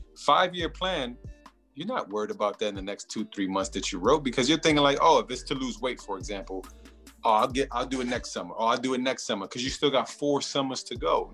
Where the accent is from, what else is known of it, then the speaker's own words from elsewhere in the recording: New York, United States; I'm from New York